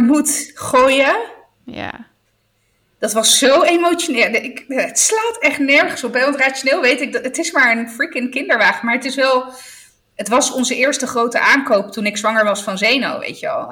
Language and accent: Dutch; Apulia, Italy; moved away; de streek waar ik vandaan kom inmiddels, geloof ik, het nieuwe Ibiza is. want echt iedereen gaat naar Puglia